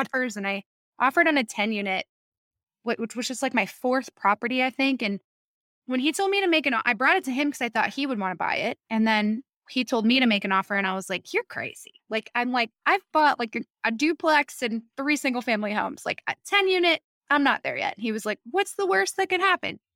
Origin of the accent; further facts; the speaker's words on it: New York, United States; moved away; I'm from New York